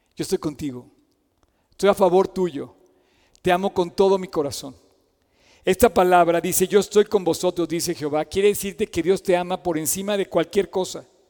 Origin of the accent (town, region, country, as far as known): Mexico